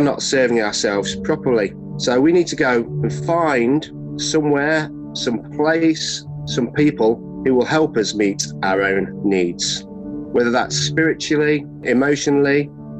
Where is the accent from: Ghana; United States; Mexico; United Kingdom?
United Kingdom; Nottingham, East Midlands; I'm from Nottingham.